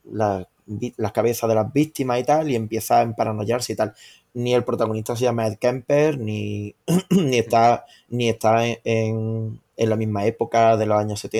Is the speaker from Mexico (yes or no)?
no; Córdoba, Andalusia, Spain; Y que yo soy de Córdoba, te, recuerdo.